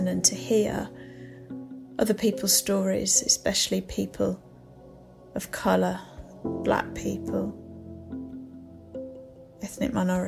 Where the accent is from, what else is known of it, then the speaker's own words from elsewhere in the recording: United Kingdom; as a British person